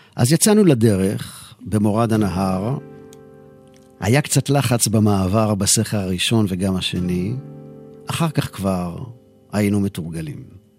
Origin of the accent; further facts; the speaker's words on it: Jerusalem, Jerusalem District, Israel; אני יליד העיר ירושלים